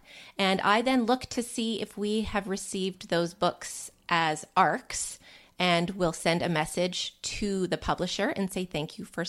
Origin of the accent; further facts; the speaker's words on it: Canada; I'm a Canadian